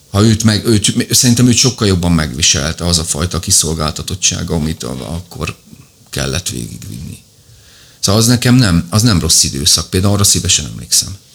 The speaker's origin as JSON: {"language": "Hungarian", "town": "Szegvár", "region": "Csongrád-Csanád", "country": "Hungary", "tie": "born or raised there", "said": "a nagyszülőknél éltünk. Tehát, hogy én benne voltam, és nem úgy, hogy a hétvégén elvittek, hanem ott nőttem föl"}